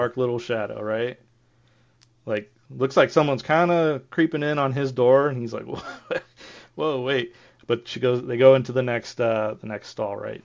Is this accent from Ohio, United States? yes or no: yes; Ohio, United States; my hometown, we had this cemetery called Buck Cemetery, and I remember when I grew up